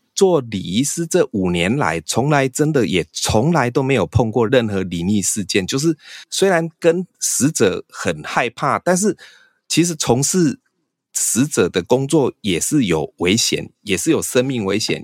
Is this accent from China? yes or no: no; southern Taiwan, Taiwan; 我们哦。南部这边的习俗就是，你如果怀孕，你是不能用那个B胎，你就是要用雨伞